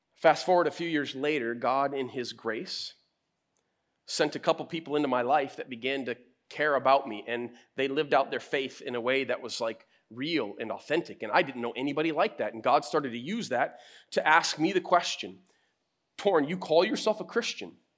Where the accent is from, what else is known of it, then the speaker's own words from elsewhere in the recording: United States; I'm American too